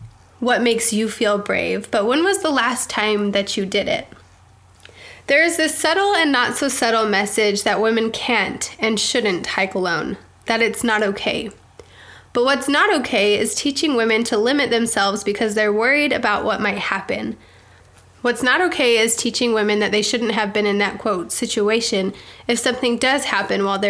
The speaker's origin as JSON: {"language": "English", "town": "Provo", "region": "Utah", "country": "United States", "tie": "born or raised there", "moved": "yes", "said": "I grew up in Provo"}